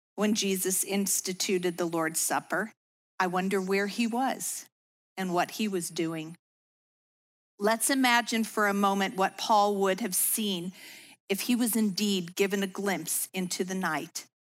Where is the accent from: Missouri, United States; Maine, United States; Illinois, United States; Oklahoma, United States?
Illinois, United States; suburbs of Chicago; I was raised in the Lutheran faith in the suburbs of Chicago